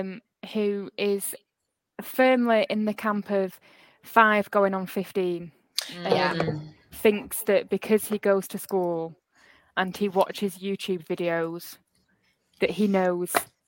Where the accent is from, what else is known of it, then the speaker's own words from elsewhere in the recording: Bury, North West England, United Kingdom; moved away as an adult; now in Rochdale, United Kingdom; I am originally from Bury, but I now live across the border in Rochdale.